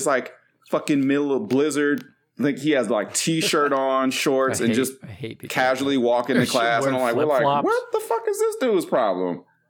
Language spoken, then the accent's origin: English; Michigan, United States; Growing up in Michigan